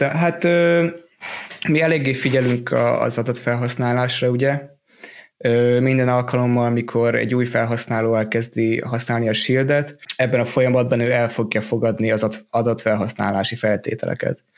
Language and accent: Hungarian; Hungary; moved away as an adult; now in Denmark; Hát én ugye Magyarországról jöttem Dániába, körülbelül négy és fél éve ide jöttem tanulni